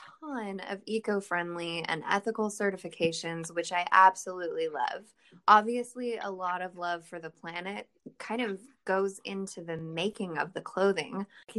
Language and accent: English; Anaheim, California, United States; moved away as an adult; also born or lived in Texas; now in Austin, United States; No, and I'm actually a California native as well. I grew up in Anaheim.